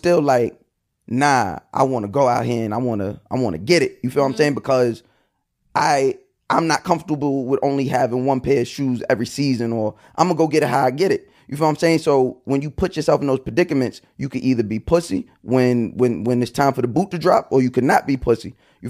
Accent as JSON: {"language": "English", "area": "Long Island", "region": "New York", "country": "United States", "tie": "born or raised there", "said": "I grew up on Long Island. We from a bad part of Long Island, but it's still Long Island. Like, you feel what I'm saying? Like, we had a house."}